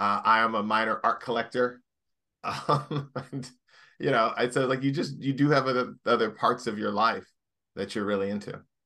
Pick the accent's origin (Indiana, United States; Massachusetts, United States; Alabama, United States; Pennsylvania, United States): Indiana, United States; Indianapolis; moved away as an adult; also born or lived in Washington, D.C.; now in Los Angeles, United States; I come from Indianapolis, Indiana